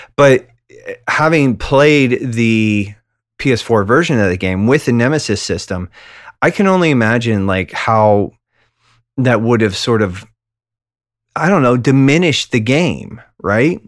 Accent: Western Pennsylvania, United States; middle-aged mailman from Western Pennsylvania

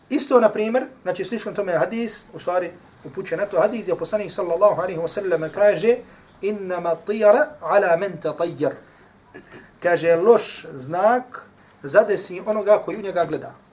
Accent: Herzegovina, Bosnia & Herzegovina; dole kod nas u Hercevni

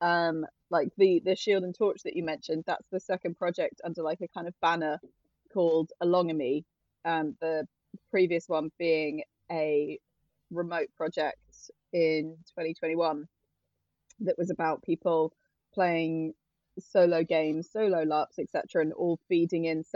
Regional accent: Norwich, East of England, United Kingdom; moved away as an adult; also born or lived in Cambridge / Plymouth / Southampton; now in London, United Kingdom; I grew up in Norwich in Norfolk, and that was like, I was born there. I lived there for like the first 19 years of my life

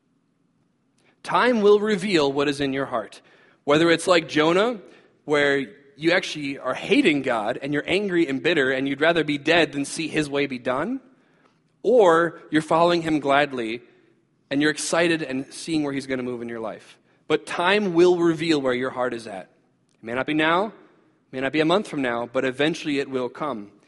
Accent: United States; as American Christians

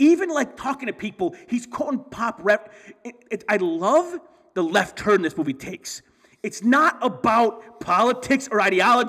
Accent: Michigan, United States; I've been to California, and because I'm from Michigan.

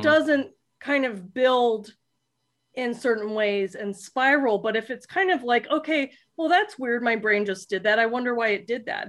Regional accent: South Florida, United States; I grew up in South Florida

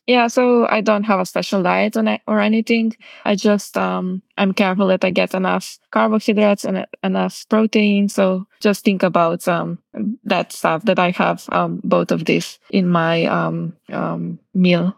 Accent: Kamnik, Central Slovenia, Slovenia; I still train a lot at home in my hometown, Kamnik

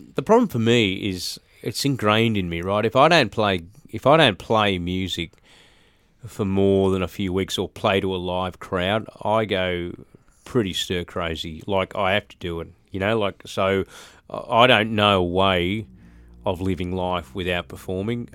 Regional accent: Brisbane, Queensland, Australia; I grew up in Brisbane, um, in a place called Birkdale, which is on the sort of south side of Brisbane

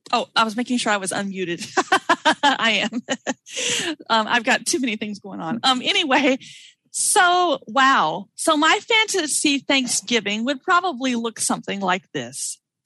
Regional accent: the South, United States; now in Burien, Washington, United States; as they say in the South, where I'm originally from

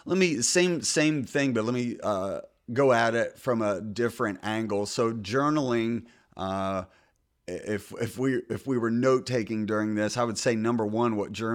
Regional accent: United States; now in US South; So I'm from the North. I'm a converted Southerner. We used to call it pop growing up, and now I call it soda because everybody down here is calls it soda.

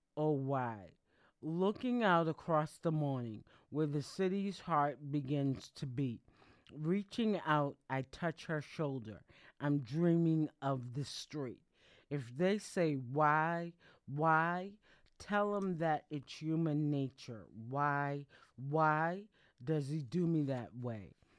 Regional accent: Boston, Massachusetts, United States; I'm located, I'm from Boston, Massachusetts

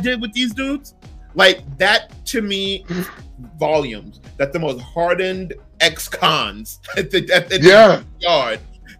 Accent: New York City, New York, United States; I'm from Brooklyn, born and raised.

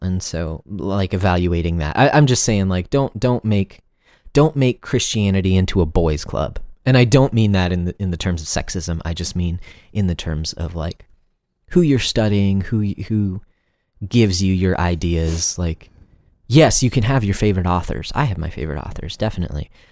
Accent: United States; first language English; we as English-speaking Americans

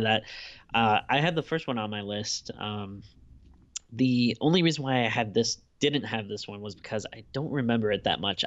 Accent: United States; kid in the nineties growing up in America

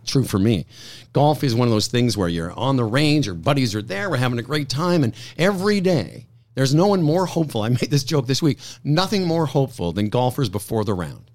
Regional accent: Moose Jaw, Saskatchewan, Canada; moved away; those times in Moose Jaw in the sixties, having to do the Lord's Prayer and being the only Jewish kid I knew.

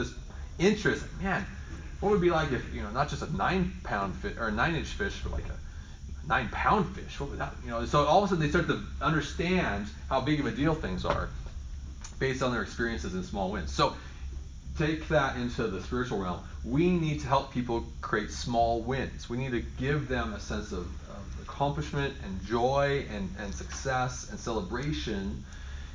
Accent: Oregon, United States; moved away; I grew up in Oregon, you go salmon fishing all the time

